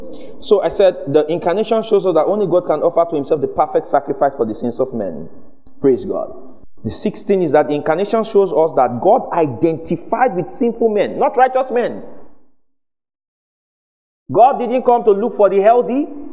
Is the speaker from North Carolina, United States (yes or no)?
no; Washington, District of Columbia, United States; I'm from, you know, I'm from Washington, D.C. You know, I'm Jesus of Washington, D.C.